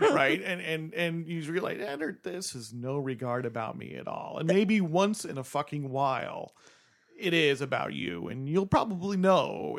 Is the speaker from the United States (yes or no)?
yes; New Jersey, United States; moved away; I'm from New Jersey